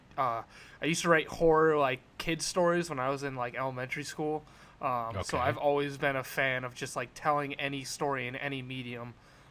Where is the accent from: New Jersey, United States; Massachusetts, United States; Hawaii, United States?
Massachusetts, United States; Worcester; I'm from Worcester, Massachusetts. I'm a local creator.